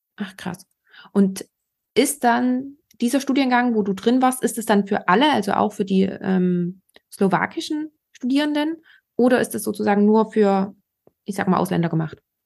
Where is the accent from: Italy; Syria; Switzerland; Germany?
Germany; bei uns in Deutschland